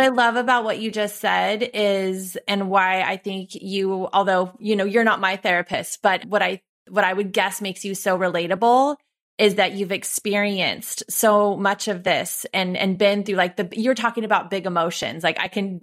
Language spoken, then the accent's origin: English; Santa Cruz, California, United States; growing up in our small beach town